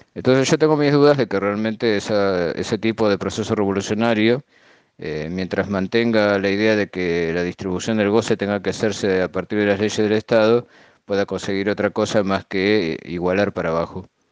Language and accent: Spanish; Argentina; yo viví en parte todo ese proceso en mi país, en Argentina